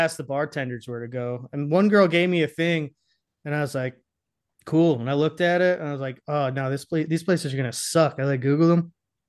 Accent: Boston, Massachusetts, United States; I'm from Boston.

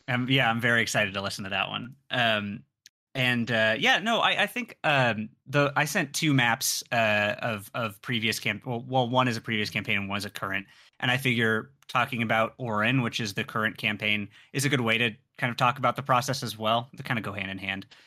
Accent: San Diego, California, United States; I grew up in San Diego, so I'm familiar with Spanish.

